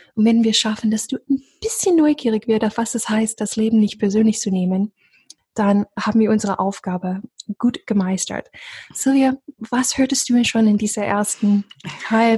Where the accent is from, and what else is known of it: the South, United States; born or raised there; German is a second language; moved away